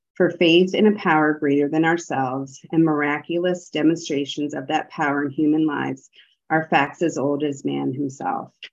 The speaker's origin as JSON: {"language": "English", "region": "the North", "country": "United States", "moved": "yes", "lives_now": "the South, United States", "said": "I live in the South. I'm a Northerner"}